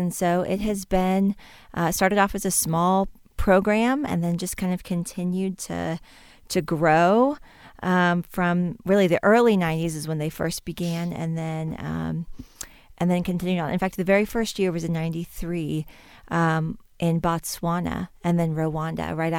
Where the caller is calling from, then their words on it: Boone, North Carolina, United States; I am calling in from Boone, North Carolina, at the headquarters of Samaritans Purse and Operation Christmas Child.